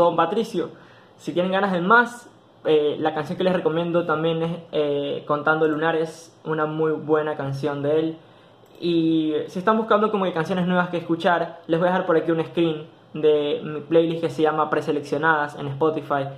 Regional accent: Ecuador

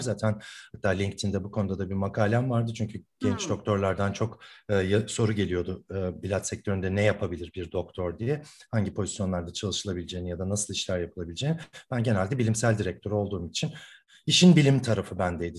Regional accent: Ankara, Turkey; moved away as an adult; now in Istanbul, Turkey; Ankaralıyım ben. Ee, bütün okul hayatım Ankara'da geçti.

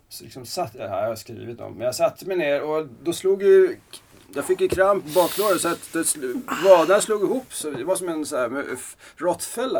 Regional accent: Salem, Stockholm County, Sweden; also born or lived in Kungsholmen, Stockholm / Södertälje; född på Kungsholmen, eh, bodde ett par år i stan, sen så Salem, Rönning där ute. Gick gymnasiet

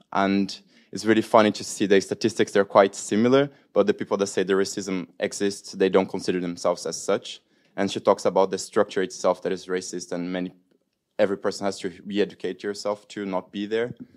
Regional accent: Brazil; I come from Brazil

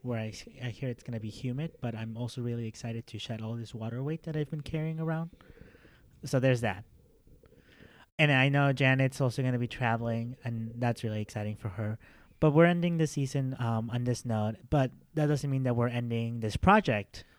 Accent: Mexico; moved away; I'm from Mexico.

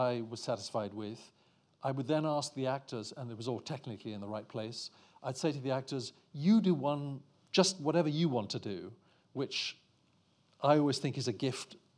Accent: Eswatini; I'm from Swaziland

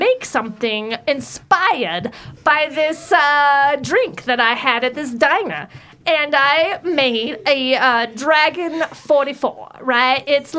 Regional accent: New York, United States; now in Georgia, United States; So I live in Georgia, but I came from New

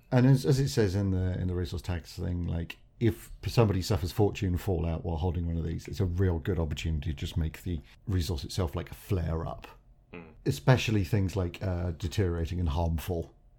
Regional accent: England, United Kingdom; We're English.

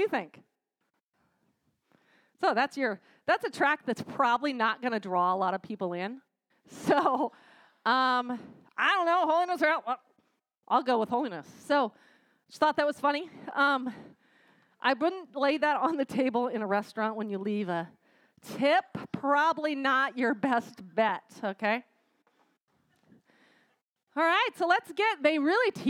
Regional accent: United States; I'm American

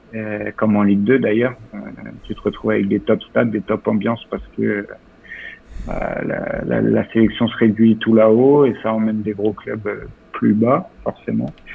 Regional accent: Lorient, Brittany, France; moved away as an adult; now in Zagreb, Croatia; Concarneau, une demi-heure de chez moi, je suis de Lorient

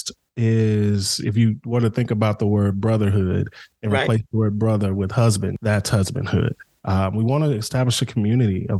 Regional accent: Dallas, Texas, United States; we grew up in the Pleasant Grove area of Dallas

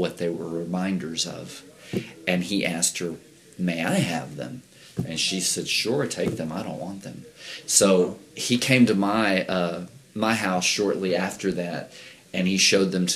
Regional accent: Bay City, Texas, United States; I grew up in Texas, in Bay City

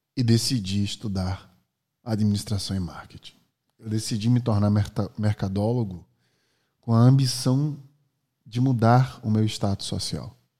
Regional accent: Maceió, Alagoas, Brazil; Eu nasci em 1986 em Maceió, Alagoas

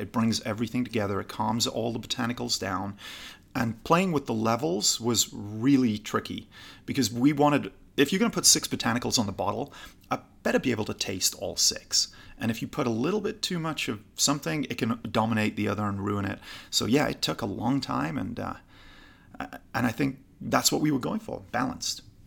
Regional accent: Newcastle upon Tyne, North East England, United Kingdom; also born or lived in California; now in Los Angeles, United States; originally from Newcastle, just below Scotland

